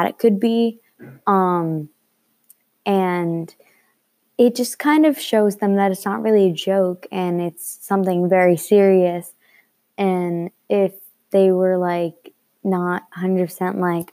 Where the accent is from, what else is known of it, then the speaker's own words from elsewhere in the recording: Glen Gardner, New Jersey, United States; I'm from Glen Gardner, New Jersey